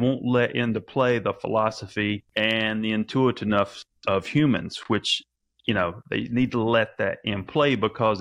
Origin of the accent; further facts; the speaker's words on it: the South, United States; I think I have my own language because I grew up in the South